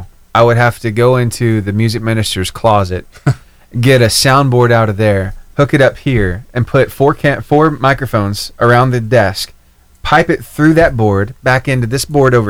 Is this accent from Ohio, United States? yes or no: no; Cullman County, Alabama, United States; I am actually from Coleman County.